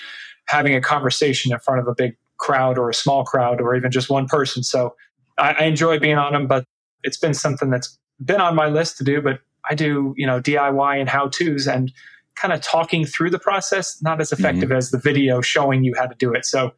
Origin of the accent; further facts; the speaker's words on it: Texas, United States; now in Orlando, United States; I'm in Orlando, Florida, but still Texas in my heart.